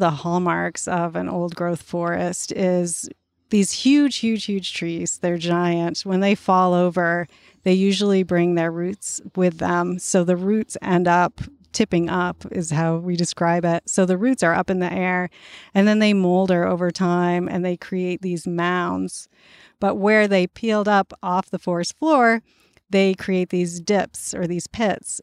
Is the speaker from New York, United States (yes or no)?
no; central Maine, United States; now in Vermont, United States; I grew up in the woods of central Maine